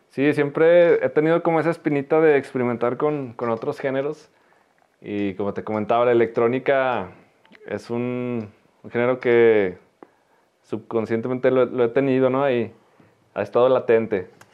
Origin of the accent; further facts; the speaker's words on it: Teúl de González Ortega, Zacatecas, Mexico; soy, soy del Teúl, pero viví poco, poco tiempo. Entonces estaba en la primaria